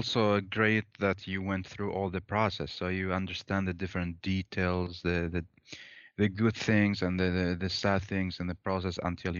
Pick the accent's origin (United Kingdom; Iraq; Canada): Iraq; moved away as an adult; now in Sweden; For me, I was from 2010 from Iraq.